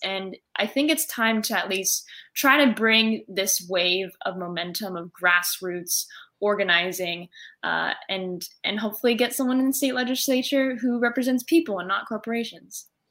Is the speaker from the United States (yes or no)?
yes; California, United States; California, you know, my home state